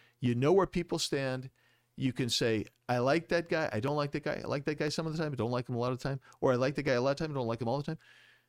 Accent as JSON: {"language": "English", "region": "Arizona", "country": "United States", "said": "If as native guys, we understand Arizona's always been kind of an independent"}